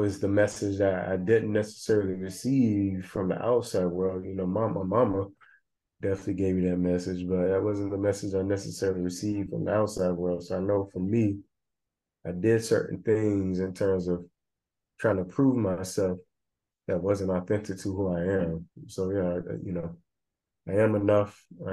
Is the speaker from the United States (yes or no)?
yes; the South, United States; I always knew about racism and, you know, growing up in the South, segregation and discrimination and prejudice